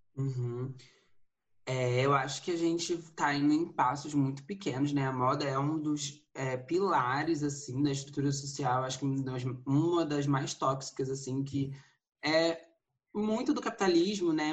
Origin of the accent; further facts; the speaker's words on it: Rio de Janeiro, Brazil; moved away as an adult; now in São Paulo, Brazil; sou do Rio de Janeiro, me mudei aqui para São Paulo tem uns dois anos